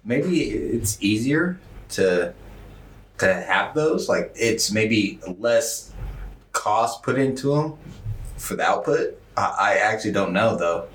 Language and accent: English; Washington, United States; I'm from Washington